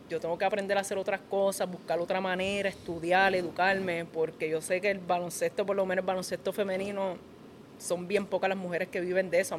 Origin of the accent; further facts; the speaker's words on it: Puerto Rico; Yo soy puertorriqueña también